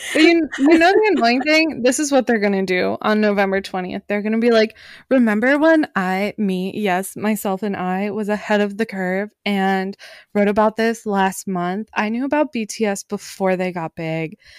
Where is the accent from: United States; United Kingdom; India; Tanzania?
United States; Pittsburgh, Pennsylvania; I was born in Pittsburgh, Pennsylvania